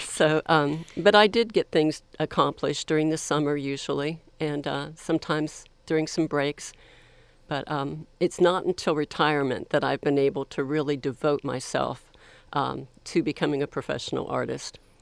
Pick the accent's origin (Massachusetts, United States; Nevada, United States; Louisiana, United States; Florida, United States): Florida, United States; also born or lived in Columbus, Ohio; now in Texas, United States; I was born in Columbus, Ohio, but, um, I have lived most of my life in the state of Florida on either the East Coast or the Panhandle of Florida